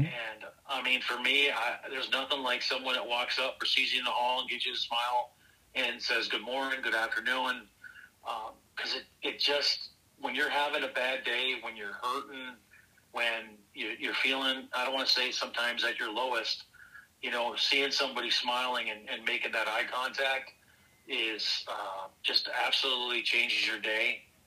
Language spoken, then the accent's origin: English; Minneapolis, Minnesota, United States; also born or lived in Lino Lakes, Minnesota; born and raised in Northeast Minneapolis